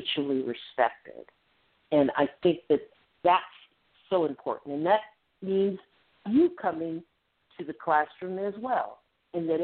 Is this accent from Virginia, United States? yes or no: no; Ohio, United States; moved away; we're both from Ohio